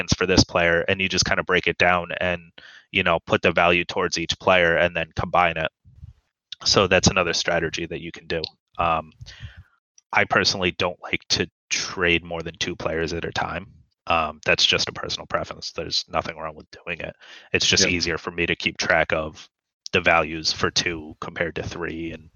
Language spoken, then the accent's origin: English; United States; I'm from America